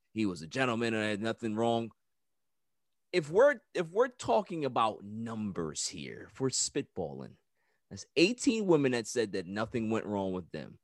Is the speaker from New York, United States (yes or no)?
yes; New York City, New York, United States; I'm from Queens